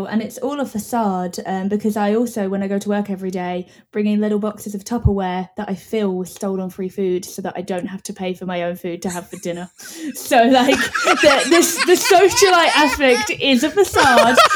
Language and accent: English; London, United Kingdom; now in Ireland; I am a Londoner.